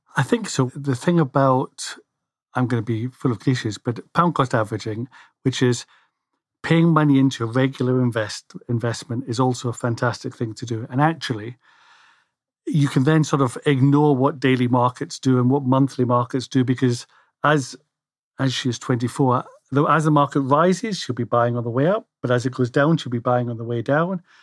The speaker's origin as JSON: {"language": "English", "region": "Scotland", "country": "United Kingdom", "said": "I'm Scottish"}